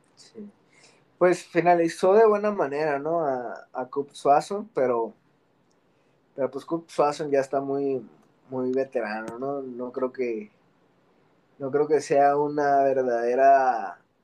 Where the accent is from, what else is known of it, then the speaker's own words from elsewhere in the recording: Mexico; Como mexicanos